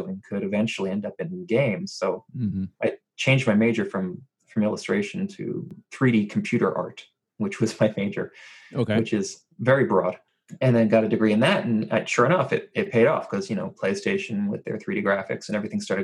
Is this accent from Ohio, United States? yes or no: no; New Jersey, United States; I was born and raised in New Jersey